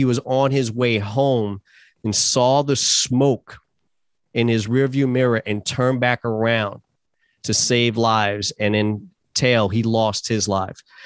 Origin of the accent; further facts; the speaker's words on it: New York City, New York, United States; moved away; Born and raised in New York City.